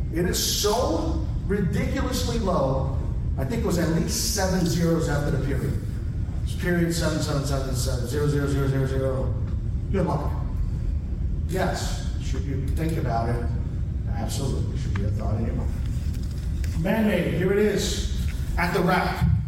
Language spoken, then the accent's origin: English; Florida, United States; moved away; also born or lived in California; I am from Florida.